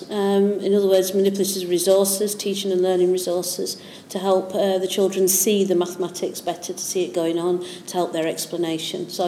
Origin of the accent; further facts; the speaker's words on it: Yorkshire and the Humber, United Kingdom; now in East Anglia, United Kingdom; Well, I'm from Yorkshire.